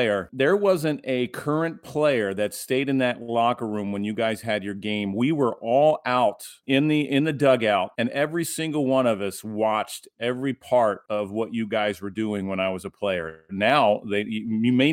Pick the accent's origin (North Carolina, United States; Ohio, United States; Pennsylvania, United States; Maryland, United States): Maryland, United States; Baltimore; I was from Baltimore, so I grew up as an Oriole fan